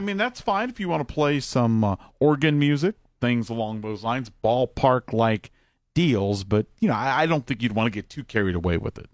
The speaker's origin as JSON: {"language": "English", "town": "Columbus", "region": "Ohio", "country": "United States", "said": "I'm from Columbus, where White Castle originated back in the day"}